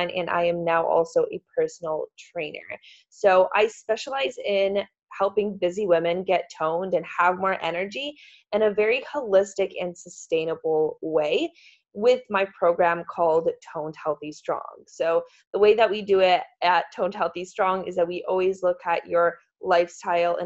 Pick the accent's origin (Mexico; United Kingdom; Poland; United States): Poland; moved away; I'm from Poland